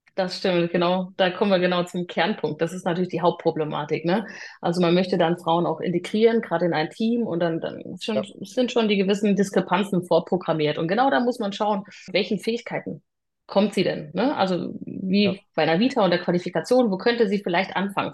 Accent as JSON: {"language": "German", "town": "Freiburg im Breisgau", "region": "Baden-Württemberg", "country": "Germany", "tie": "born or raised there", "also_born_or_lived": "Hamburg", "moved": "as an adult", "lives_now": "Lower Saxony, Germany", "said": "komme gebürtig aus Freiburg im Breisgau"}